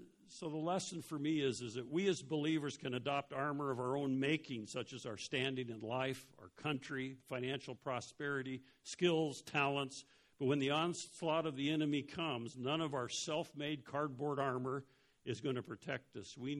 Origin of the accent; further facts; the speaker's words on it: Denver, Colorado, United States; When I was little, I grew up in Denver